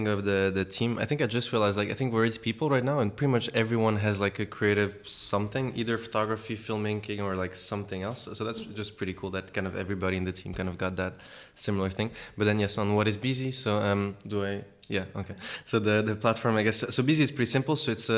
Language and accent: English; Switzerland; also born or lived in Mozambique; I'm from Switzerland as well, Switzerland and Mozambique. We started in Switzerland